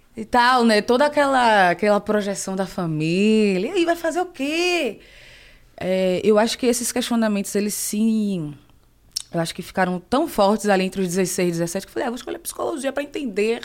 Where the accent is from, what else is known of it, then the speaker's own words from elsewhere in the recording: Salvador, Bahia, Brazil; moved away as an adult; also born or lived in Rio de Janeiro; now in São Paulo, Brazil; eu cresci no bairro periférico em Salvador